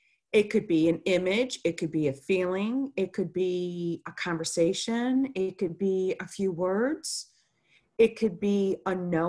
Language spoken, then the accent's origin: English; Chicago, Illinois, United States; born there; I was born in Chicago, Illinois, in 1969, and I would say I was always a sensitive child and intuitive.